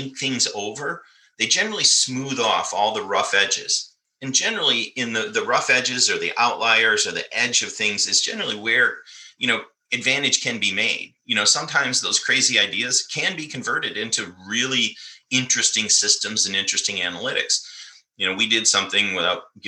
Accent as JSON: {"language": "English", "region": "Michigan", "country": "United States", "tie": "born or raised there", "said": "I grew up in Michigan in the Midwest here in the United States, and it's mostly farming country."}